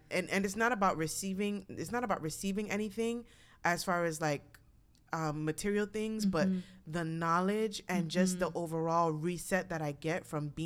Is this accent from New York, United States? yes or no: yes; New York, United States; now in Texas, United States; I was born and raised in New York